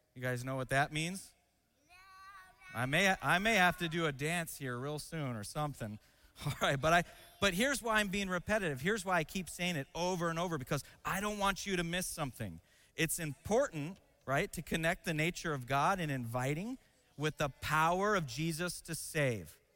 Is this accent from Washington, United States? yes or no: yes; Seattle, Washington, United States; moved away; I grew up in a city called Seattle